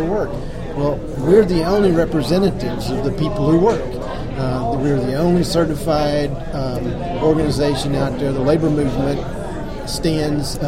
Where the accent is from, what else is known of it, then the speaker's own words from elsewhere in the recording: Houston, Texas, United States; I was born and raised in Houston, Texas